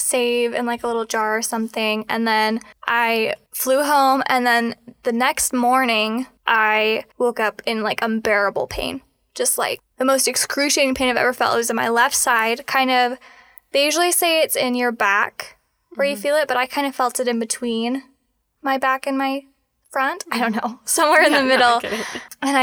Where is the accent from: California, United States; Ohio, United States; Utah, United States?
Utah, United States; Salt Lake Valley; I grew up in the Salt Lake Valley with two moms